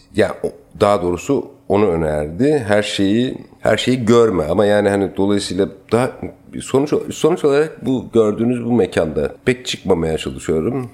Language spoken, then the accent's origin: Turkish; Ankara, Turkey; also born or lived in Adıyaman / Paris; now in Istanbul, Turkey; çocukluğum Ankara'da geçti.